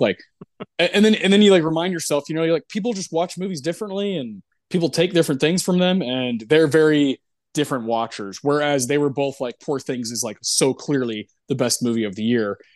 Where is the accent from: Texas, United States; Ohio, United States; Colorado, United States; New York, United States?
Texas, United States; growing up in Texas